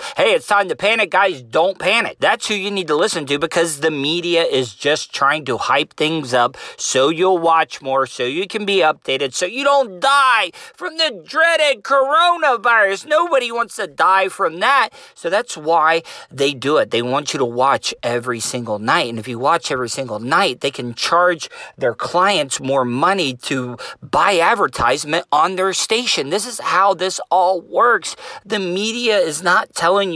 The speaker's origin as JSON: {"language": "English", "area": "Volusia County", "region": "Florida", "country": "United States", "tie": "born or raised there", "said": "being a Southerner living in Volusia County in Florida all my life"}